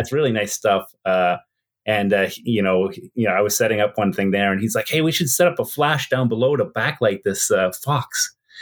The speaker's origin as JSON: {"language": "English", "town": "Whitehorse", "region": "Yukon", "country": "Canada", "tie": "born or raised there", "also_born_or_lived": "Edmonton", "said": "my university had more people than the city I live in, Whitehorse"}